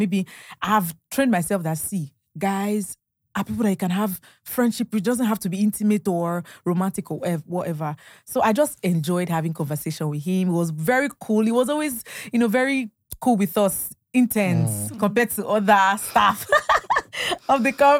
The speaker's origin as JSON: {"language": "English", "region": "Ondo", "country": "Nigeria", "said": "I'm from Ondo. Yeah, from Ondo. Yes."}